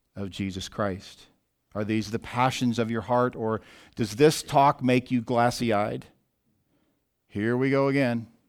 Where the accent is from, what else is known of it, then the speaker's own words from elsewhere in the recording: Southwest Missouri, United States; I grew up in Southwest Missouri, where there was a lot of bodies of water to choose from